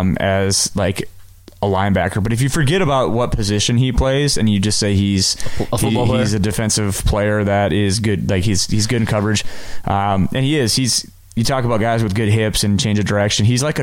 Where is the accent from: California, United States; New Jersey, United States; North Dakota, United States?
North Dakota, United States; growing up in North Dakota, I'm a big North Dakota State fan